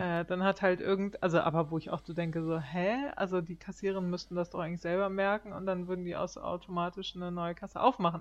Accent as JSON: {"language": "German", "country": "Germany", "moved": "yes", "lives_now": "Sweden", "said": "als Deutscher"}